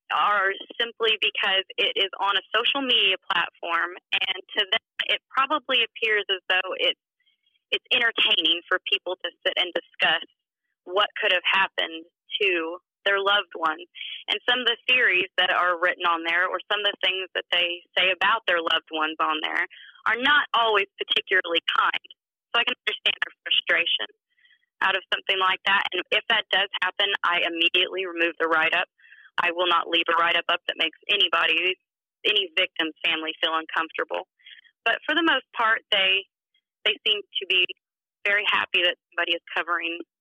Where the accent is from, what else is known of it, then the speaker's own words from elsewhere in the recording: Indiana, United States; it's where I'm from, I'm local to the area, and it's my home state